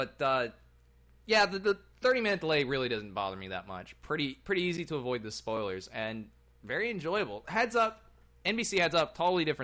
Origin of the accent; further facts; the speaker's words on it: United States; I'm an American with British ancestry